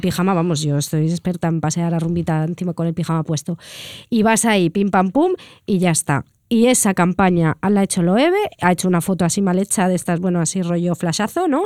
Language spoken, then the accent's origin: Spanish; Catalonia, Spain